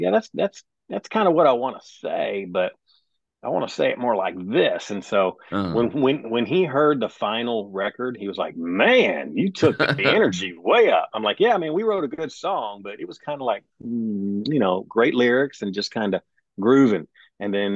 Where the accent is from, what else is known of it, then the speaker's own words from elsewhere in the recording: Owensboro, Kentucky, United States; moved away as an adult; also born or lived in Wisconsin / Alabama / Florida / Africa; now in Nashville, United States; originally, I am from Kentucky. Owensboro, Kentucky is my hometown, but I was born in Wisconsin.